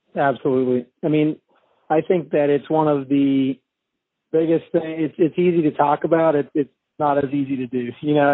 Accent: Pennsylvania, United States; moved away as an adult; also born or lived in British Columbia, Canada / Virginia; now in Shenandoah Valley, Virginia, United States; I actually was born and raised in Pennsylvania

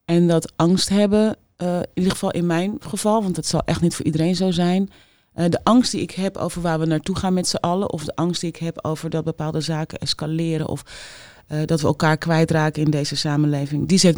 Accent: Amsterdam, North Holland, Netherlands; accent: Amsterdam; Ik had een ontzettend plat Amsterdamse accent.

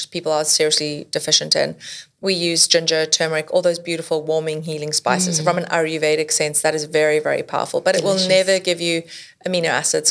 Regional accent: South Africa; I grew up in South Africa.

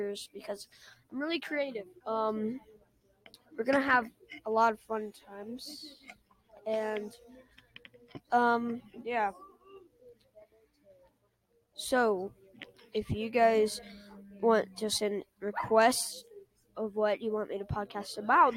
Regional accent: Texas, United States; I am from Texas.

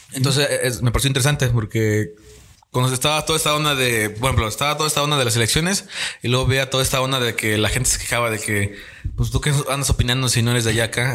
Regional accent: Tamaulipas, Mexico; tanto Daniel, tanto Jebus, tanto como yo somos de Tamaulipas

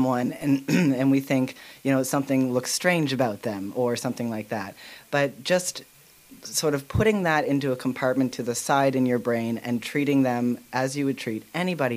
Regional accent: Fall River, Nova Scotia, Canada; also born or lived in Lower Sackville; I grew up in Fall River

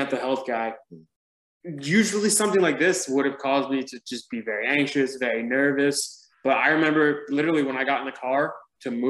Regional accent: New Jersey, United States; moved away as an adult; now in Atlanta, United States; I'm from Jersey

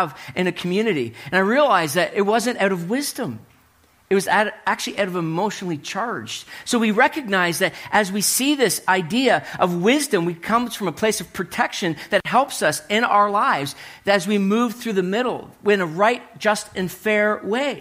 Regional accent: Hartland, New Brunswick, Canada; I was living in New Brunswick, growing up in New Brunswick, and my buddies and I were driving from Heartland, New Brunswick to Woodstock. If you know where the longest covered bridge in the world is, that's where I grew up

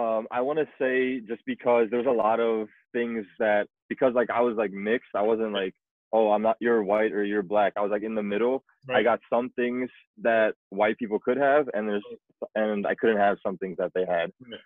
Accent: South Africa; now in United States; I was born in South Africa, 94.

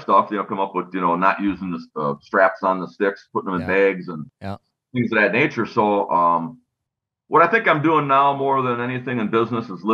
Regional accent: Wisconsin, United States; We're from Wisconsin. It was climber country.

